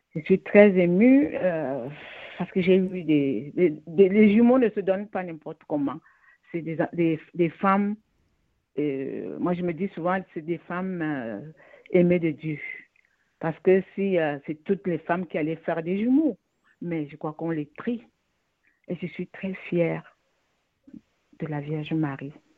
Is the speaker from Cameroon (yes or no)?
yes; Cameroon; Je suis une Camerounaise